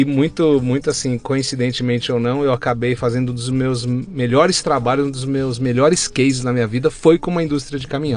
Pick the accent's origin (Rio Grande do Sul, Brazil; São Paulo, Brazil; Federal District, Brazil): São Paulo, Brazil; moved away as an adult; Nasci em São Paulo, meus pais são italianos, genuínos né, italianos, mas que se casaram aqui no Brasil. Sim. Eu sempre morei em São Paulo